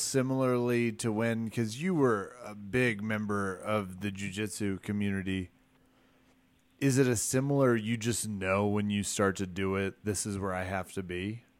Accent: Spring Hill, Kansas, United States; now in Aurora, Colorado, United States

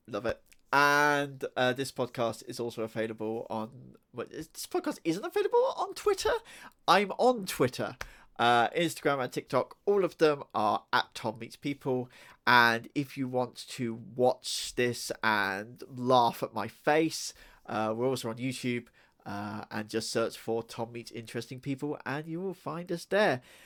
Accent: United Kingdom; we do like our swears over here.

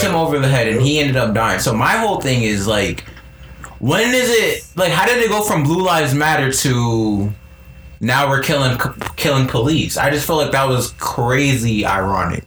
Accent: United States; us as Americans, as American citizens

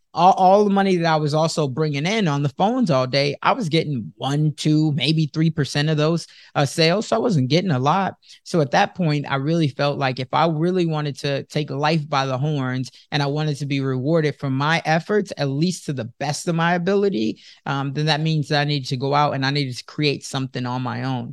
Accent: Chicago, Illinois, United States; moved away as an adult; also born or lived in Sioux City, Iowa; I was born and raised in Chicago, but now at this time I'm living in Sioux City

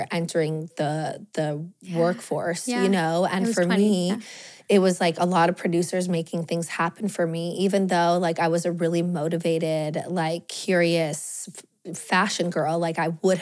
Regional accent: Los Angeles, California, United States; I grew up in Los Angeles.

